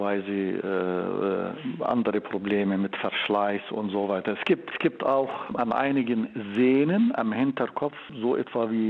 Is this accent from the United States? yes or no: no; Jordan; German is a second language; also born or lived in Bulgaria; now in Berlin, Germany; Ich komme aus Jordanien. Ja. Äh, ich habe meine Ausbildung in Bulgarien und in Deutschland absolviert äh, für Medizin und für Neurochirurgie. Und seit 20 Jahren hm, habe ich die Avicenna Klinik hier in Berlin